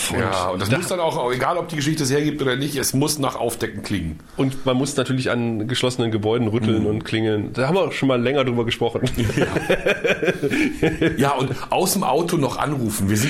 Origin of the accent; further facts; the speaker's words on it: Brandenburg, Germany; Ich würde ja als Brandenburger mich nicht von, bloß weil die so viel mehr sind, würde ich ja nicht mir von denen sagen lassen, was ich machen muss.